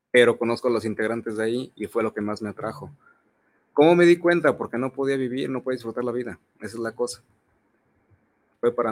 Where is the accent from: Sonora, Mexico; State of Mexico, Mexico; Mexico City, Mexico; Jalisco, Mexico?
Jalisco, Mexico; Zacualco de Torres; Este, milité en un grupo, yo soy de Zacualco de Torres.